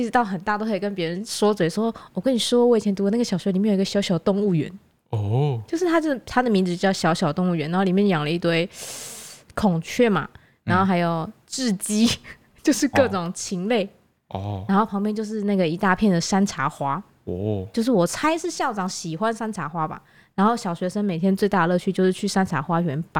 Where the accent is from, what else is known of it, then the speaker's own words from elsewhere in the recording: Taoyuan, Taiwan; born there; 我是在桃园出生。